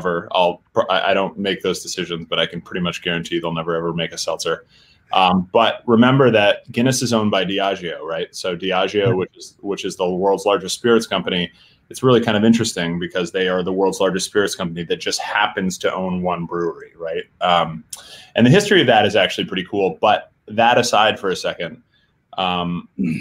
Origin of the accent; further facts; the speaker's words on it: South Burlington, Vermont, United States; moved away as an adult; also born or lived in Washington; my hometown in South Burlington, Vermont